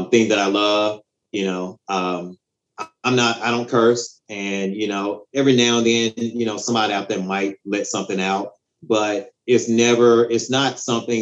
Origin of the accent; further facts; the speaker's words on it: Marks, Mississippi, United States; moved away; growing up in Mississippi